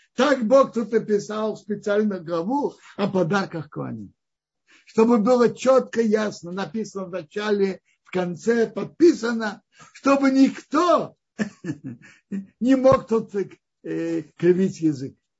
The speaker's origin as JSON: {"language": "Russian", "town": "Kazan", "region": "Tatarstan", "country": "Russia", "tie": "born or raised there", "also_born_or_lived": "Tashkent", "moved": "yes", "said": "Я родился в Казани, мы родились в Казани, я родился в Казани, затем я жил в Ташкенте"}